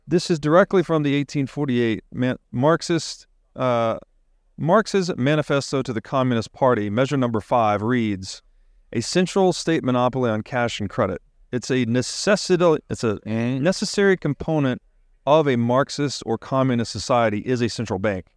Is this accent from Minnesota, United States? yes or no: no; Tennessee, United States; growing up in Tennessee, you're outside a lot, looking at the stars